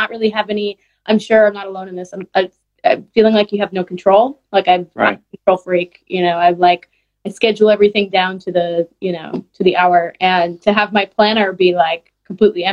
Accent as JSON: {"language": "English", "town": "Boston", "region": "Massachusetts", "country": "United States", "tie": "born or raised there", "moved": "yes", "said": "I grew up in Boston"}